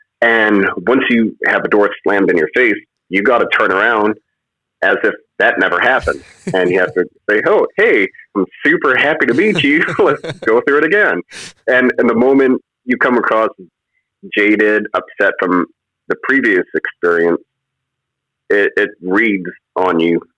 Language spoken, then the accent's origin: English; Indiana, United States; growing up in Indiana, I come from a truck driving family.